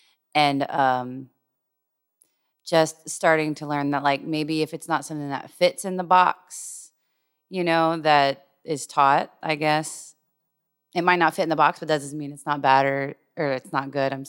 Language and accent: English; Jacksonville, Florida, United States; So musically, I grew up in church in Jacksonville, basically.